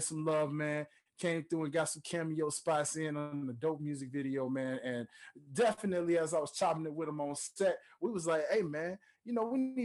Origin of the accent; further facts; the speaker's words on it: Memphis, Tennessee, United States; my home state of Memphis, Tennessee